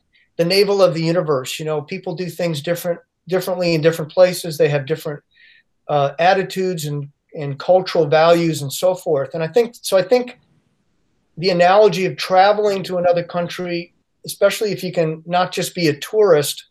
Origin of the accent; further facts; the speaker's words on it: United States; I'd been accustomed to living in and growing up in the United States